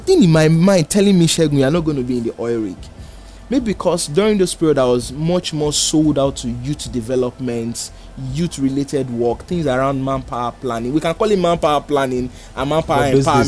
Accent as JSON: {"language": "English", "region": "Lagos", "country": "Nigeria", "tie": "born or raised there", "said": "I grew up in Oshodi."}